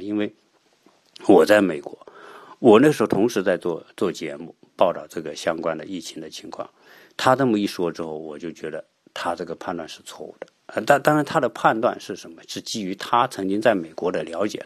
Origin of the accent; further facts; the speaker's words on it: China; 我们中国人